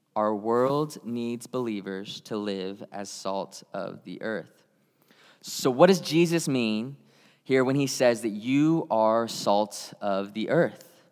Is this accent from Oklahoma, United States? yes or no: yes; Tulsa, Oklahoma, United States; I grew up in Tulsa, Oklahoma